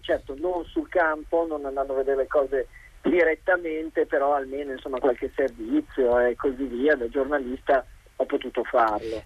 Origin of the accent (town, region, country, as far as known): Italy; now in China